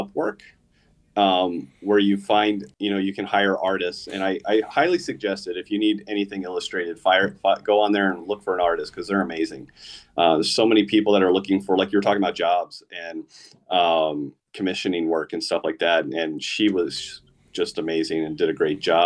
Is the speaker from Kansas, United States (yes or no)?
no; Gilbert, Arizona, United States; I grew up in Gilbert.